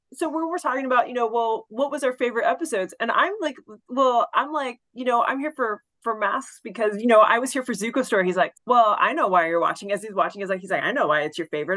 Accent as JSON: {"language": "English", "region": "Texas", "country": "United States", "accent": "southern", "said": "I am from Texas"}